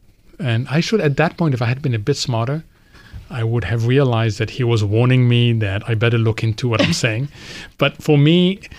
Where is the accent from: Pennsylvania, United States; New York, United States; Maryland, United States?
New York, United States; born there; also born or lived in Egypt; So as a kid, I was born in New York, where he was initially, then went back to Egypt. Then we started moving every time he moved.